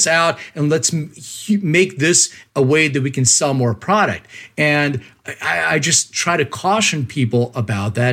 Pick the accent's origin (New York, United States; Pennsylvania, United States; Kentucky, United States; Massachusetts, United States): Pennsylvania, United States; Philadelphia; moved away; I'm from Philly originally